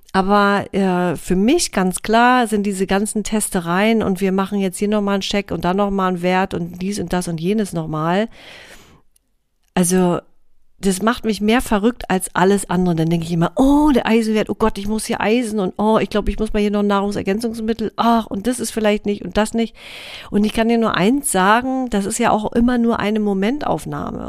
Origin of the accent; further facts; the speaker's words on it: near Rostock and Warnemünde, Mecklenburg-Vorpommern, Germany; ich bin ein Ostseekind, ja, ich bin hier groß geworden in der Nähe von äh, Rostock und Warnemünde